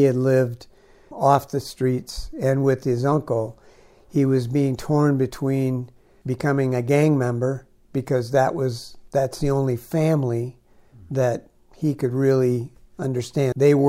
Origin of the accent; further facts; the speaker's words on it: United States; I'm from the United States, we're privileged